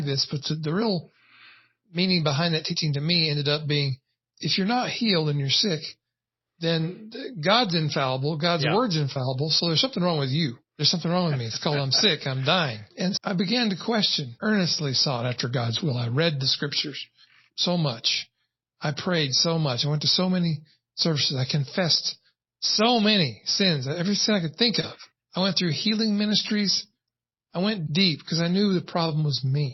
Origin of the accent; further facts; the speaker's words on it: United States; As an American-born white male